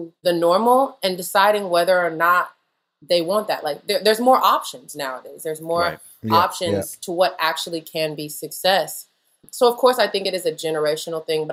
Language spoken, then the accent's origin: English; the South, United States; I'm from the South